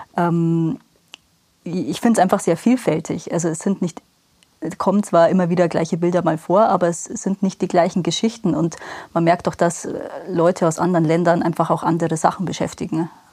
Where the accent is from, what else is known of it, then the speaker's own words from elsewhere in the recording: Rosenheim, Bavaria, Germany; now in Obing, Germany; gebürtige Rosenheimerin, wohne aber seit sieben